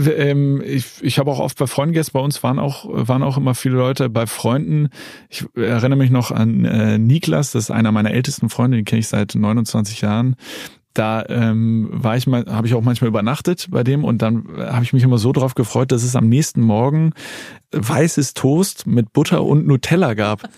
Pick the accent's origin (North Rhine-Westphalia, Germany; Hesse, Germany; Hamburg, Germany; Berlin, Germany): Hamburg, Germany; bin ich sozusagen äh, aufgewachsen in Hamburg.